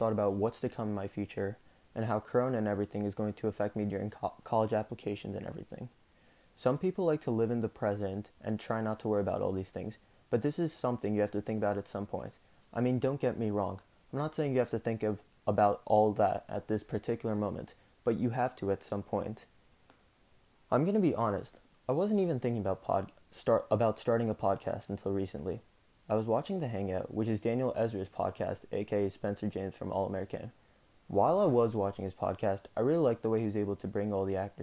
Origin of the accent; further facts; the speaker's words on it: South India, India; I'm Indian. South Indian, to be precise.